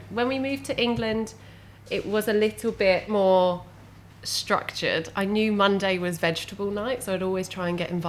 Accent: Netherlands; I was brought up in Holland. So my mum's Dutch and my dad is English. So we grew up in Holland

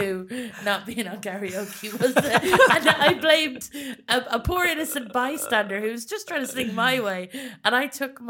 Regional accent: Ireland; accent: Irish; also born or lived in England / Germany / Ballymore; I grew up, so I was born in England, and I moved over to Germany for a little while and then to Ireland. Most of my time in Ireland. The accent is Irish.

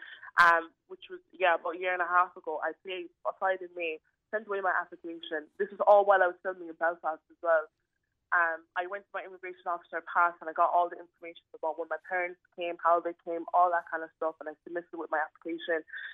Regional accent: Nigeria; My stepmother, who's Irish, never let me forget about it, that I am Nigerian at the end of the day. And even though I have a Nigerian passport and I will have an Irish passport, I am an Irish citizen

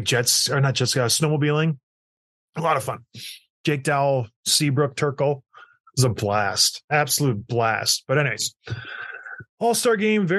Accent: Edmonton, Alberta, Canada; I was born in Edmonton

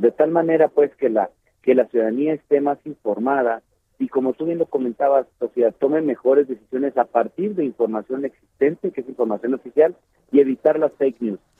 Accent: Mexico; nosotros como mexicanas y mexicanos

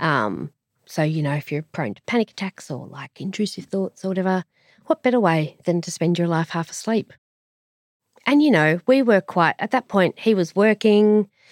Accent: Sydney, New South Wales, Australia; also born or lived in Strathfield; I grew up in Camp Zee in, in a ish city, Sydney, and then Strathfield

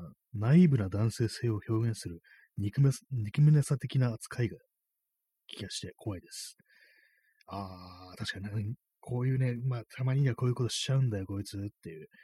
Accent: Japan; この国に生まれ育って

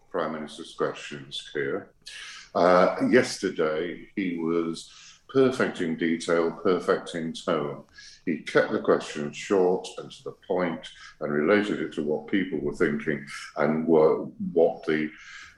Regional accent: United Kingdom; I'm also British

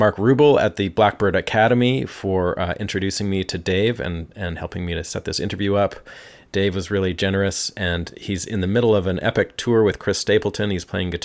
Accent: Vancouver, British Columbia, Canada; moved away; I come from Vancouver

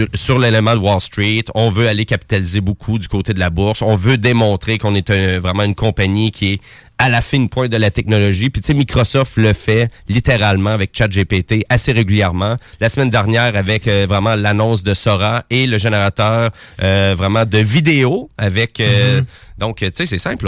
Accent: Quebec, Canada; accent: Québécois; mon petit accent québécois

